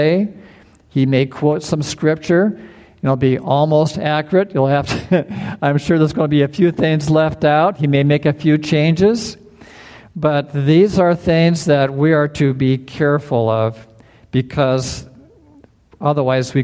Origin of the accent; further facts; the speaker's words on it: Indiana, United States; moved away; also born or lived in Wisconsin; I grew up in Indiana and Wisconsin, and we had lightning storms and thunder, and it would shake the house